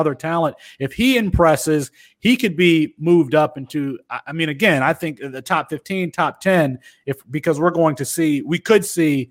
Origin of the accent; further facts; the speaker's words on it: Kalamazoo, Michigan, United States; the school from my hometown in Kalamazoo